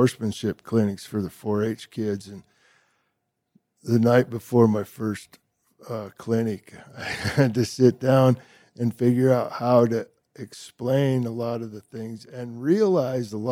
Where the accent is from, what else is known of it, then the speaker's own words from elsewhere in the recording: United States; also born or lived in Montana / Texas; a lot of the men that I was raised around in Montana and in Texas